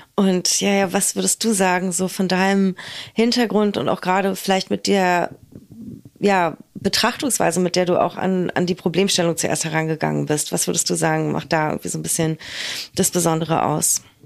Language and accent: German; Berlin, Germany